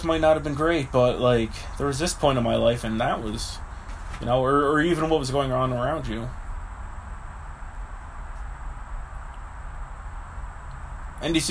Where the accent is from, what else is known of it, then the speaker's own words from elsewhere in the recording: Brantford, Ontario, Canada; the street I grew up on in Brantford